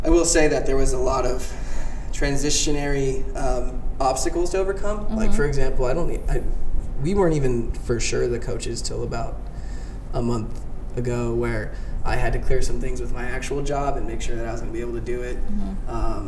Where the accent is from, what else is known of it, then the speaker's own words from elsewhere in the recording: Los Angeles, California, United States; moved away as an adult; now in Redondo Beach, United States; growing up here my whole life